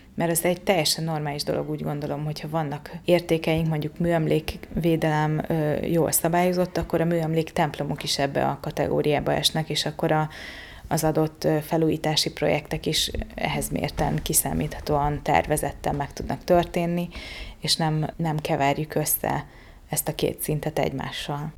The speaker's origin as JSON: {"language": "Hungarian", "town": "Sopron", "region": "Győr-Moson-Sopron", "country": "Hungary", "tie": "born or raised there", "also_born_or_lived": "Bugac", "moved": "as an adult", "lives_now": "Budapest, Hungary", "said": "Én Soproni vagyok, Sopronai kisváros"}